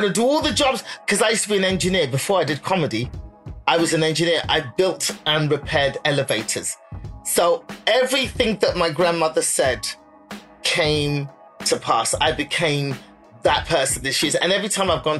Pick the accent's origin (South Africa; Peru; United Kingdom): United Kingdom; England; moved away as an adult; also born or lived in Benin City, Nigeria (ancestry); now in United States; My children are British. I want them to have all the opportunities that being British affords them. I'm staying here in England